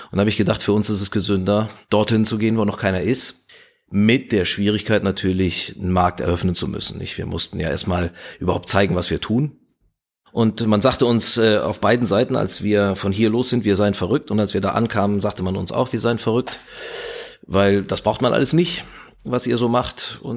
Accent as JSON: {"language": "German", "country": "Spain", "tie": "born or raised there", "also_born_or_lived": "France / Italy", "said": "ich bin äh, in, in Spanien und äh, Frankreich aufgewachsen und in Italien, also ich war auch der Sprache schon mächtig."}